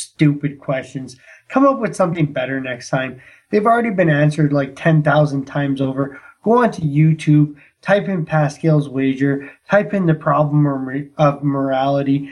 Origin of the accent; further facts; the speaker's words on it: Canada; I'm Canadian